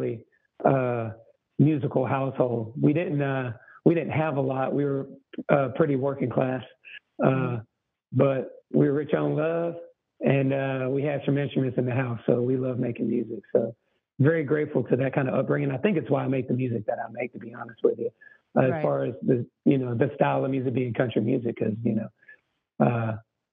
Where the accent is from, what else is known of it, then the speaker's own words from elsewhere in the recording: Texas, United States; I grew up in Texas to two very musical parents